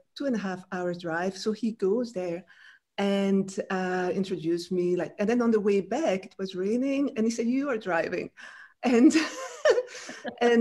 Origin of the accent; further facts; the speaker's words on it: Brussels, Brussels-Capital Region, Belgium; first language French; English is a second language; moved away as an adult; also born or lived in France; now in United States; I grew up in Belgium, in Brussels, in French. So my first language is French.